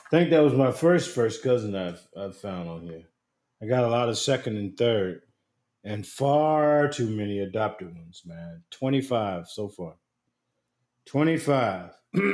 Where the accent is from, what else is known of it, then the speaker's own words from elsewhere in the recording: Asheboro, North Carolina, United States; now in Washington, United States; I am a junior in college and currently live in Central Washington, but I was born and raised in Asheboro, North Carolina.